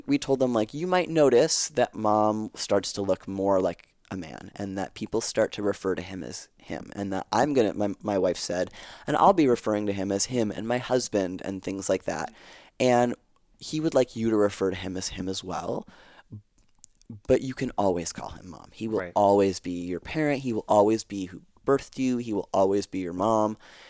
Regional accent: Canada; We're Canadian, so we speak Francais.

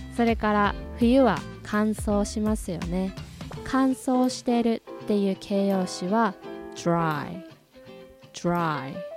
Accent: Hokkaido, Japan; 私は出身が北海道

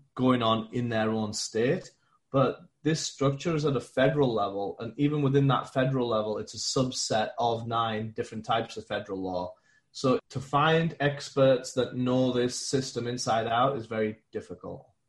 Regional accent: England, United Kingdom; moved away as an adult; now in United States; born and raised in England. I moved out to America with a big Fortune 500 company

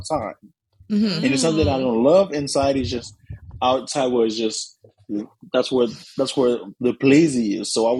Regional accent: Haiti; moved away; I was born in Haiti.

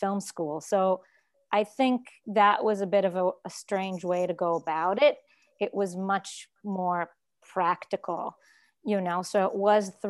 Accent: Israel; moved away as an adult; also born or lived in New York; I grew up in Israel and I went to a very prestigious art high school

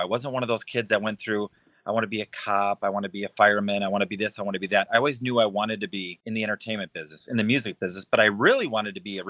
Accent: Racine, Wisconsin, United States; moved away as an adult; also born or lived in Illinois / Florida / Minnesota; now in Iowa, United States; I was born and raised in Racine, Wisconsin, which is just outside Milwaukee. But my career has kind of taken me all across the country, from Wisconsin to Illinois to Florida, Minnesota, and now Iowa.

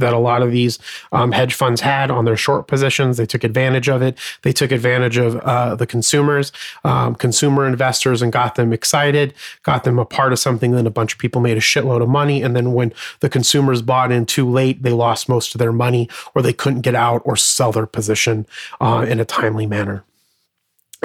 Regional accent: Arizona, United States; I was born and raised in Arizona

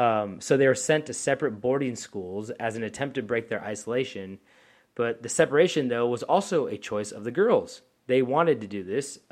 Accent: Louisiana, United States; Like, oh yeah, how y'all going? Hold on, I'm from Louisiana.

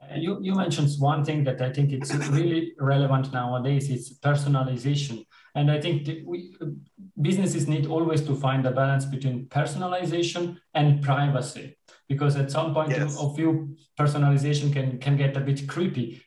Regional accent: Switzerland; I am coming from Switzerland

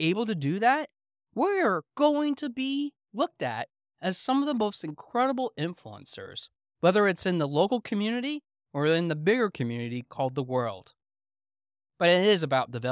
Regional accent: South Central Pennsylvania, United States; growing up in South Central Pennsylvania

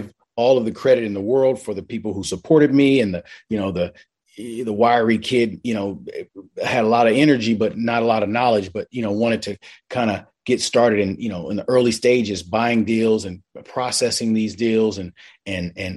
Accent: Los Angeles, California, United States; Born and raised in Los Angeles, grew up in South Los Angeles

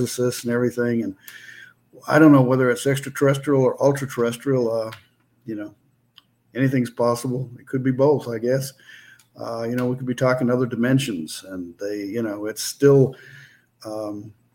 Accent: Maine, United States; moved away; I'm originally from Maine, and up in Maine we had

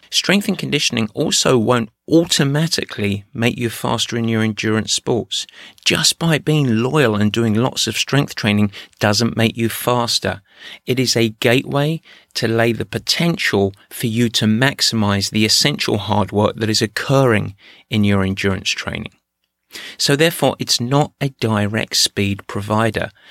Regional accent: England, United Kingdom; moved away; my home country, England

